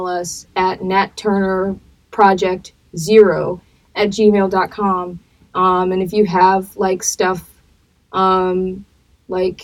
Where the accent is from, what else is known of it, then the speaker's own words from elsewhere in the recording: Atlanta, Georgia, United States; now in Portland, United States; I grew up in Atlanta